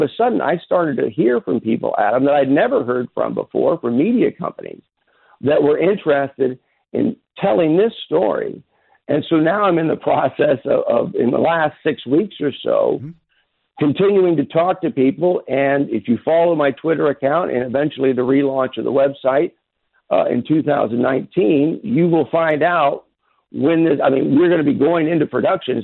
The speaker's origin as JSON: {"language": "English", "town": "Kansas City", "region": "Missouri", "country": "United States", "tie": "born or raised there"}